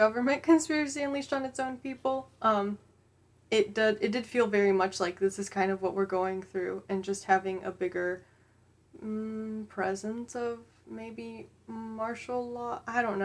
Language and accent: English; United States; we're American